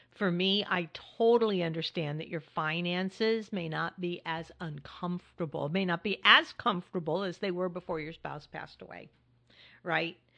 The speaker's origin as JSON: {"language": "English", "region": "California", "country": "United States", "moved": "yes", "lives_now": "Hudson Valley, New York, United States", "said": "my home state where my daughter, family, and friends are"}